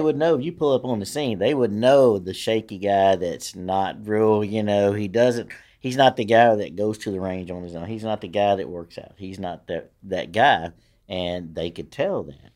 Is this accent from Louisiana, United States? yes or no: yes; Shreveport, Louisiana, United States; I grew up in Queensboro, which is, you know, I mean, that's a hell of a neighborhood